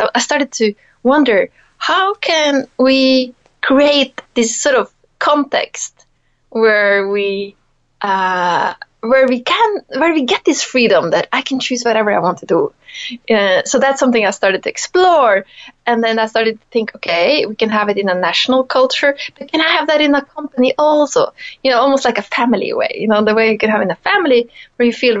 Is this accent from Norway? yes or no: yes; Norway; moved away as an adult; also born or lived in Italy; growing up in Norway